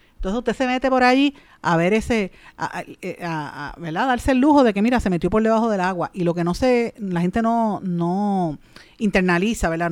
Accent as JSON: {"language": "Spanish", "country": "Puerto Rico", "said": "nuestro país, aquí en Puerto Rico"}